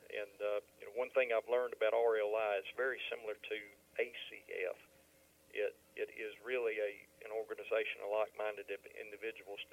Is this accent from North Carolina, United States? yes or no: yes; Dallas, North Carolina, United States; now in Lafayette, United States; I am originally from Dallas, North Carolina